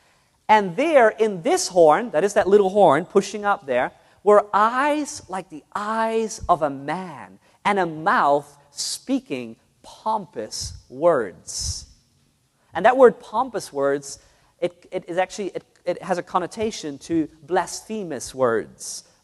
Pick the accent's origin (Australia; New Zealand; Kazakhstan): New Zealand; also born or lived in Netherlands; My parents were Roman Catholics. All my family were Roman Catholics. I grew up in New Zealand and in Holland, so I know very much about this system and about this religion.